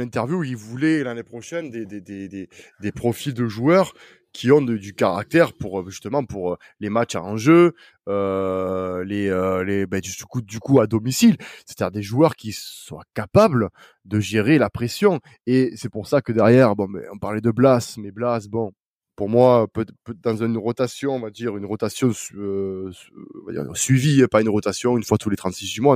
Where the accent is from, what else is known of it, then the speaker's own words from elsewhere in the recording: south of France, France; accent: accent chantant (southern); mon accent chantant